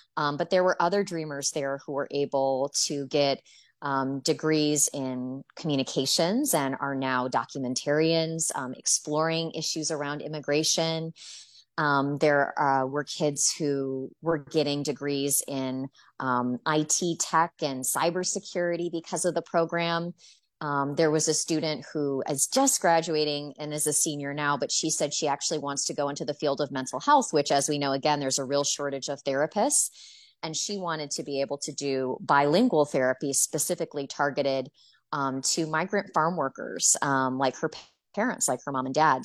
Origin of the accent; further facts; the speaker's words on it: Michigan, United States; now in Florida, United States; I'm from Michigan